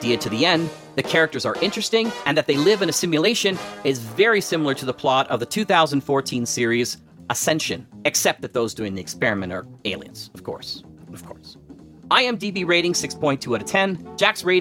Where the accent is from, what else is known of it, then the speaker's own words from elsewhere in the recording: Canada; As a Canadian